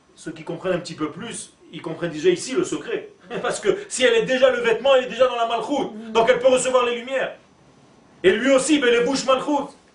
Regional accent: Israel; first language Hebrew; French is a second language; je suis né en Israël et ma langue natale c'est l'hébreu.

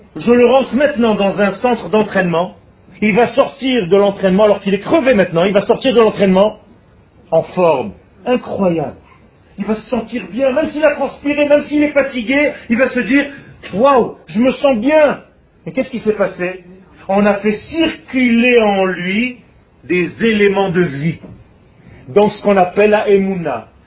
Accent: Israel; first language Hebrew; French is a second language; je suis né en Israël. Donc ma langue naturelle, c'est l'hébreu. Mais j'ai appris le français

